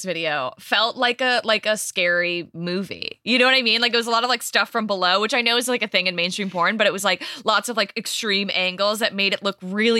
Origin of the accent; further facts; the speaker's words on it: Michigan, United States; because I'm from Michigan.